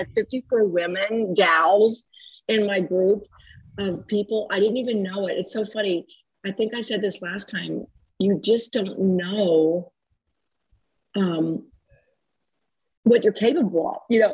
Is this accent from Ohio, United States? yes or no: yes; Dayton, Ohio, United States; I was born and raised in Dayton, Ohio